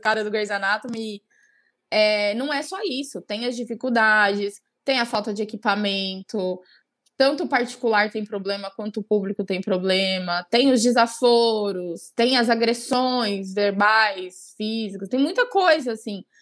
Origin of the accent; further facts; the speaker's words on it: São Bernardo do Campo, São Paulo, Brazil; moved away as an adult; now in Cuiabá, Brazil; eu sou natural de São Paulo, de São Bernardo do Campo, e eu moro há sete anos já no Mato Grosso, em Cuiabá. Eu vim para cá fazer faculdade